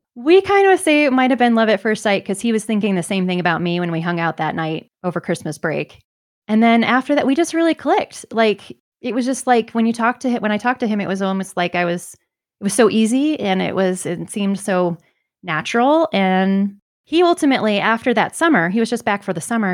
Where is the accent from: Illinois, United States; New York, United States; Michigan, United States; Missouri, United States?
Michigan, United States; moved away as an adult; also born or lived in Kansas City; now in Denver, United States; I'm originally from Michigan